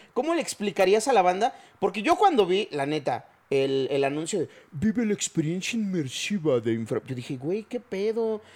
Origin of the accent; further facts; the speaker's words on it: Chiapas, Mexico; now in Mexico City, Mexico; yo no crecí aquí, yo no, yo soy de Chiapas